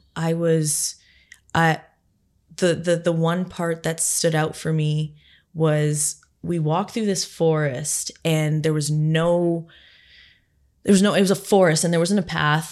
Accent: Barrie, Ontario, Canada; my hometown in Barrie

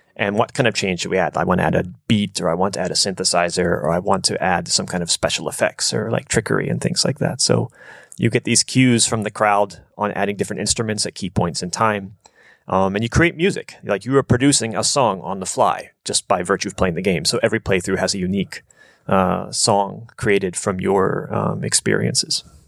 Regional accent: United States; moved away as an adult; also born or lived in Japan; coming from America, mostly growing up in a more um, suburban type environment

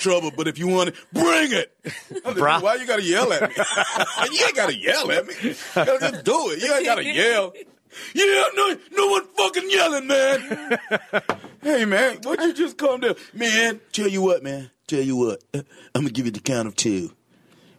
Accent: Alabama, United States; moved away; also born or lived in Atlanta, Georgia; I grew up in Alabama

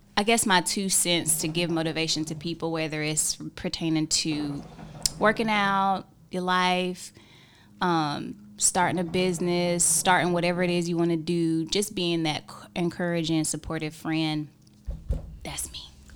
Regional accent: Hickory, North Carolina, United States; I am from Hickory, North Carolina

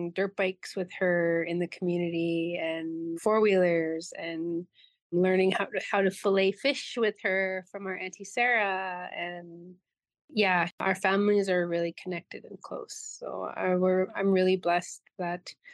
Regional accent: Tadoule Lake, Manitoba, Canada; I'm from Tinuli Lake, Manitoba, in northern Manitoba

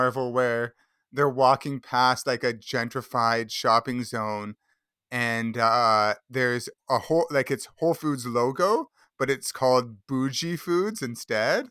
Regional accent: Mississauga, Ontario, Canada; growing up in Mississauga outside of Toronto as like the suburbiest suburb ever

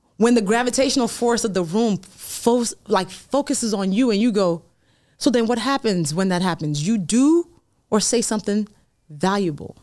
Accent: Nigeria; I'm Nigerian

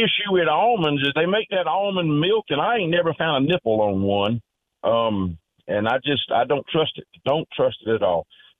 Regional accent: Orangeburg, South Carolina, United States; I'm from Orangeburg

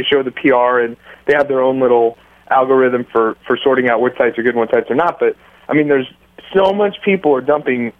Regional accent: United States; I'm an American

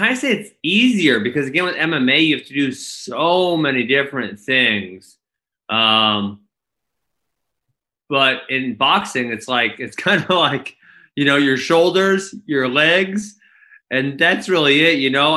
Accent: Midwest, United States; also born or lived in Milwaukee; I'm from the Midwest

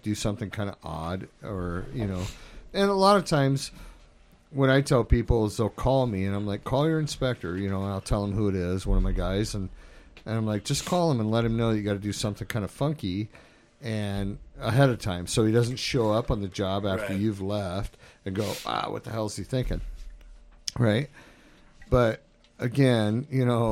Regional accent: Spokane, Washington, United States; I grew up in Spokane

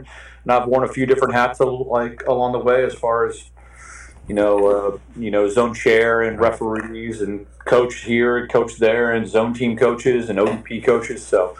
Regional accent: San Antonio, Texas, United States; also born or lived in Houston / East Coast; now in Dallas, United States; I grew up in San Antonio, played high school water polo

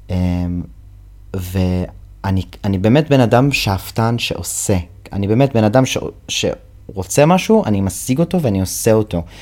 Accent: United States; first language English; Hebrew is a second language; now in Israel; כי אני אמריקאי וזו שפת האם שלי, בוא נכתוב שיר בעברית. כאילו אני, אני גר בישראל

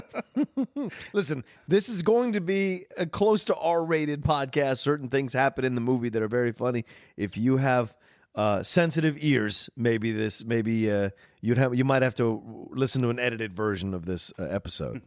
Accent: Virginia, United States; growing up in Virginia

